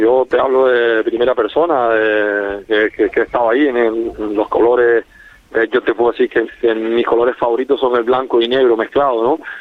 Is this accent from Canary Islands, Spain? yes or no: yes; Corralejo, Canary Islands, Spain; A los que somos de Coralejo